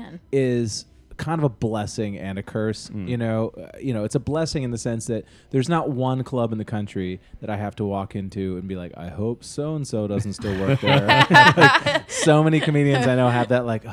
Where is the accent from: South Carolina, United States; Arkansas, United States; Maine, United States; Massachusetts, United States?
Massachusetts, United States; Boston; I grew up in Boston, every single extended family